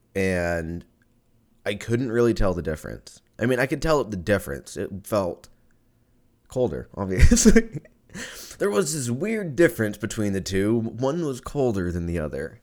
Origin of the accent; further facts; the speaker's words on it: Lancaster, California, United States; now in Austin, United States; I grew up in Lancaster